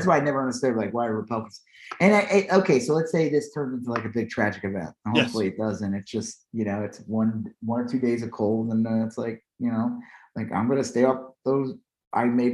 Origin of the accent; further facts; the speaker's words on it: Long Island, New York, United States; now in Texas, United States; growing up in Long Island